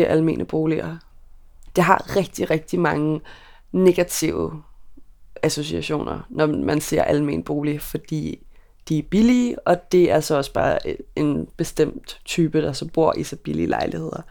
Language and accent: Danish; Køge, Zealand, Denmark; moved away as an adult; now in Copenhagen, Denmark; dengang der boede jeg hjemme i Køge hos mine forældre